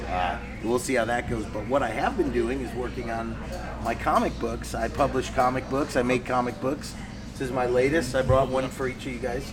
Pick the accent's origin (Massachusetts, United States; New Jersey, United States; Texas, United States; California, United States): California, United States; Los Angeles; also born or lived in Connecticut; I grew up here in Los Angeles